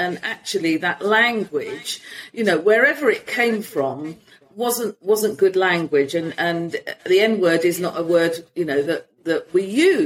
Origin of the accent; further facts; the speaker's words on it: London, United Kingdom; moved away as an adult; now in Spain; I'll say I'm from London. And then they'll say, no, where are you really from? And I'll say, Hackney